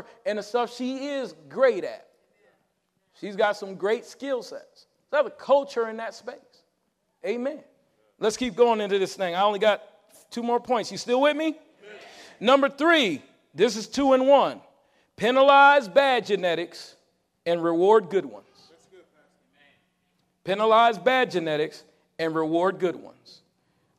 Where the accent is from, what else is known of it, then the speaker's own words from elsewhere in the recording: Connecticut, United States; when we grew up in Connecticut, I was the speaker for the citywide Martin Luther King rally